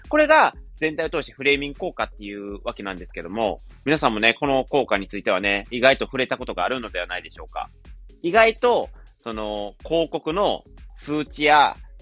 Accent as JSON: {"language": "Japanese", "region": "Wakayama", "country": "Japan", "tie": "born or raised there", "accent": "Wakayama dialect", "moved": "yes", "said": "ちょっと和歌山弁が出ちゃいましたね。僕田舎がね、あの、地元が和歌山"}